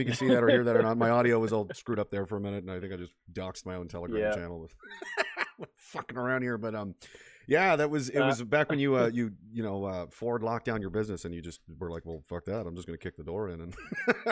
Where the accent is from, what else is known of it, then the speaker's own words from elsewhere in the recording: Nova Scotia, Canada; moved away; I'm from Nova Scotia originally